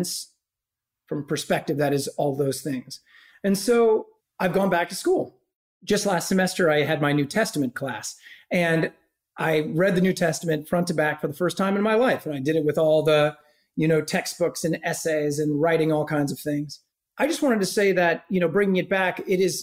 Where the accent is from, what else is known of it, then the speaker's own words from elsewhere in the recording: Omaha, Nebraska, United States; I was raised Roman Catholic in Omaha, Nebraska. I'm from a very white, middle-class to upper-middle-class suburban neighborhood of Omaha, Nebraska